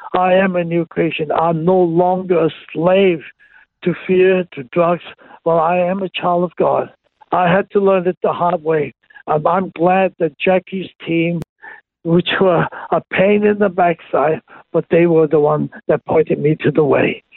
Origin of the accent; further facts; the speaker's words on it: Hong Kong; I was born and raised in Hong Kong.